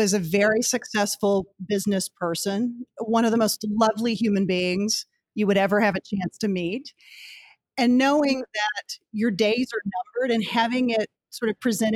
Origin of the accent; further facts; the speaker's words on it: Rising Star, Texas, United States; moved away as an adult; now in Washington, D.C., United States; I grew up in Texas, to kind of take us back to the beginning, and in a very small town called Rising Star, population 800